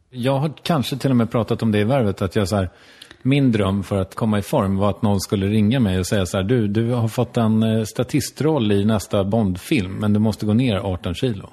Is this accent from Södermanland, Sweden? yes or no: yes; Strängnäs, Södermanland, Sweden; moved away; min gamla, där jag kommer ifrån.